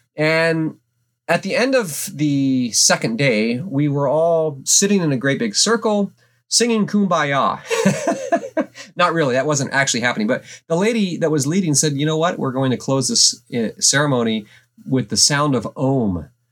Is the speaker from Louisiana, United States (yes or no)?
no; Alaska, United States; growing up in Alaska, small town U S